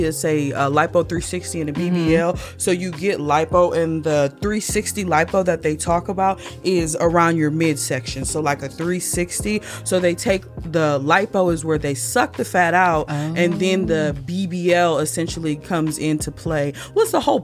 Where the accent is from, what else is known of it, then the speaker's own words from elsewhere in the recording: Peoria, Illinois, United States; moved away; when I was a young girl back in my hometown of Peoria, Illinois